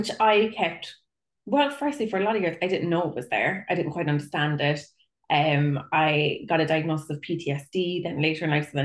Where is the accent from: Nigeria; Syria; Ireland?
Ireland; Cork, Munster; I'm a psychotherapist from Cork in Ireland